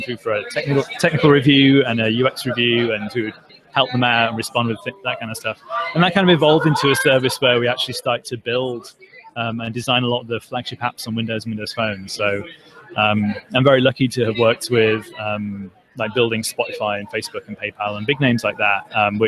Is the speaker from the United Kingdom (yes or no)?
yes; England, United Kingdom; now in United States; I'm from England.